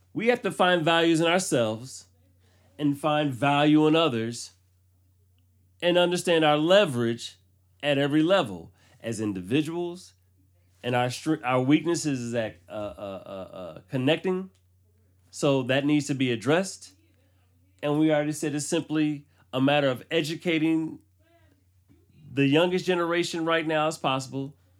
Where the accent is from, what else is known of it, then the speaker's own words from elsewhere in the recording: United States; I'm American